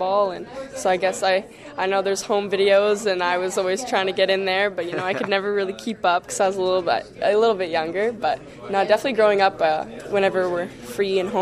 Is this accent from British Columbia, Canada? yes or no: yes; Chilliwack, British Columbia, Canada; also born or lived in Burnaby; leaving the West Coast and leaving my family and my hometown for the first time